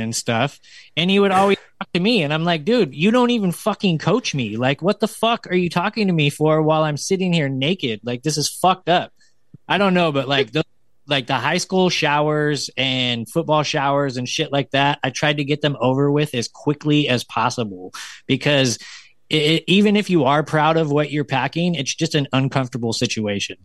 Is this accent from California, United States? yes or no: yes; the mountains near Sacramento, California, United States; moved away as an adult; now in Sacramento, United States; I went back to my hometown because I live in Sacramento, but I grew up in the mountains.